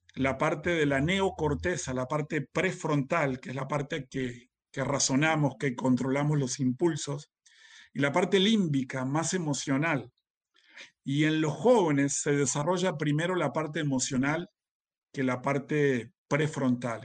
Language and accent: Spanish; Uruguay; yo soy uruguayo